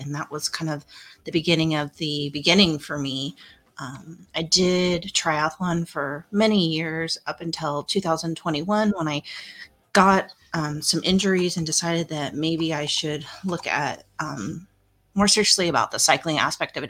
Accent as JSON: {"language": "English", "town": "Pratt", "region": "Kansas", "country": "United States", "tie": "born or raised there", "said": "my hometown of Pratt, Kansas"}